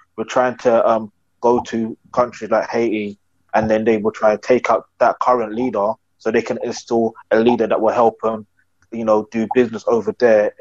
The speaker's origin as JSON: {"language": "English", "country": "United Kingdom", "tie": "born or raised there", "said": "I'm not Nigerian, but I do say I am Nigerian, even though I was born in the UK."}